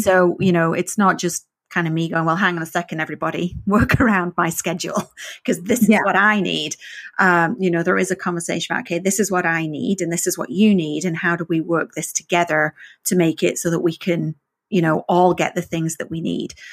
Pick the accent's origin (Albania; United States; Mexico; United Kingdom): United Kingdom; the north of England; first language English; moved away; I learned English in the north of England and we're not known for our um, exact pronunciation